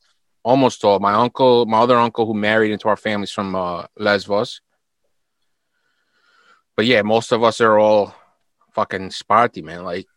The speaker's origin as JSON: {"language": "English", "town": "New York City", "region": "New York", "country": "United States", "accent": "South Brooklyn", "said": "I'm Greek, but I was born in America. Like, I sound like I'm from fucking, I'm Brooklyn and shit."}